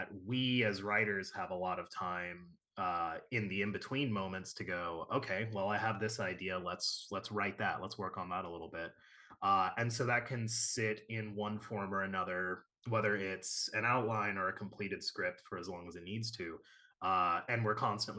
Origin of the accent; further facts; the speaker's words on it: Chicago, Illinois, United States; I'm from Chicago.